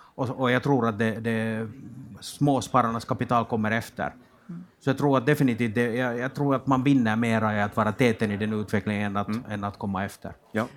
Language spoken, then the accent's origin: Swedish; Finland; moved away as an adult; now in Sweden; jag kommer från Finland och flyttade för 18 månader sedan över, över till Sverige